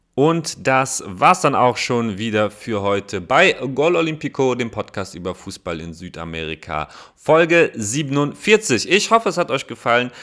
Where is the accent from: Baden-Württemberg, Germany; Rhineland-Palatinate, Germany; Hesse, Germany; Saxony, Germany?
Rhineland-Palatinate, Germany; Koblenz; meiner Heimatstadt Koblenz